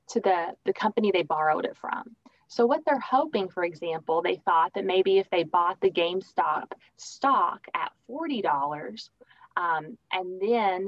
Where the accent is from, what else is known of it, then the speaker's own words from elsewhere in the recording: Richmond, Kentucky, United States; moved away as an adult; also born or lived in Lexington, Kentucky / Grayson, Kentucky / Virginia / Texas; I lived in Grayson, Kentucky for a bit of my childhood, and then a lot of my childhood was in Richmond, Kentucky.